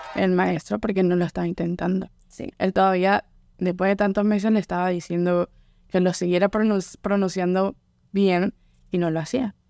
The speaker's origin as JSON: {"language": "Spanish", "country": "Venezuela", "moved": "yes", "lives_now": "Louisiana, United States", "said": "soy de Venezuela, mi familia también es venezolana, no tengo como familia que venga de otras partes, sino solo soy venezolana"}